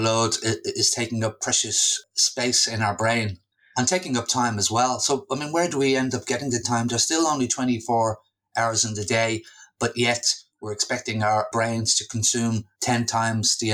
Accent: Dublin, Leinster, Ireland; moved away as an adult; also born or lived in London / Australia; I've recently returned to my hometown of Dublin from Australia

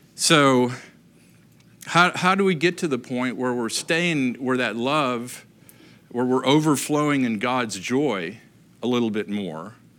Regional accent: Upper Peninsula, Michigan, United States; moved away; growing up in Michigan, really, uh, you know, great place to grow up, up in the Upper Peninsula

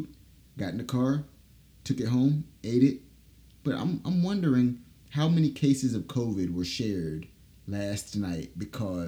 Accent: Durham, North Carolina, United States; also born or lived in Greensboro, North Carolina; So we're actually both from Durham, but met in Greensboro. Had no clue we were both from Durham. And now look, we're back in Durham married

